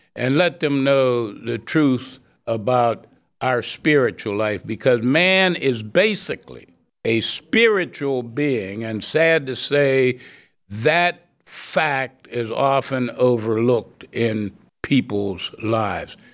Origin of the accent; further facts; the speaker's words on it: Beaver Falls, Pennsylvania, United States; I grew up in the portion of Beaver Falls, uh, known as Mount Washington